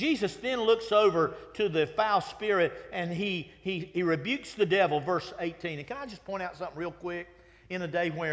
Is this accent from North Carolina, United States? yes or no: yes; Winston-Salem, North Carolina, United States; I grew up in Winston-Salem.